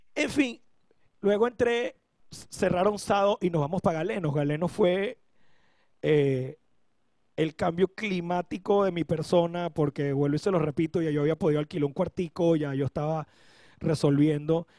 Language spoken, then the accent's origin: Spanish; Caracas, Capital District, Venezuela; moved away as an adult; also born or lived in Turmero / Valencia / San Fernando de Apure / Maracay; now in Panama; soy de Caracas